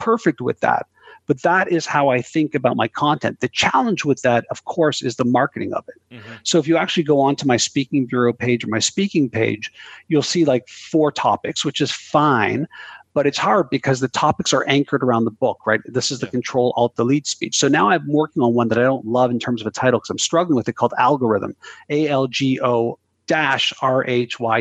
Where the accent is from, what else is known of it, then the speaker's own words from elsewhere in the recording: Canada; I'm Canadian